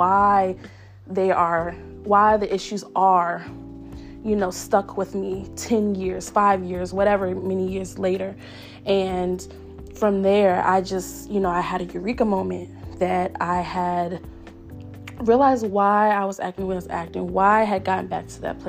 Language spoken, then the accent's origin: English; Richmond, Virginia, United States; I'm from Richmond, Virginia